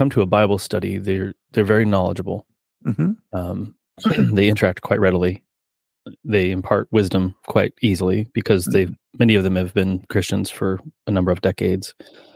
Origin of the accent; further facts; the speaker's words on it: Kansas City, United States; moved away as an adult; also born or lived in Connecticut; now in Western New York, United States; I'm from Kansas City originally, wow. Born and raised